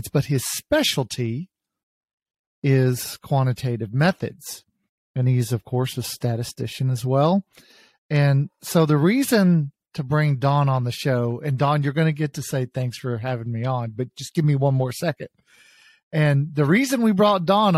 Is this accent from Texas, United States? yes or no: yes; Texas, United States; moved away; my home state, the great state of Texas, not far from where I grew up